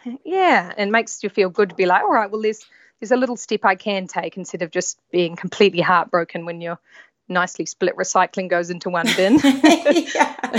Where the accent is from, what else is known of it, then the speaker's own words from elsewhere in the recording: New Zealand; moved away as an adult; also born or lived in London; I'm from New Zealand. I grew up in New Zealand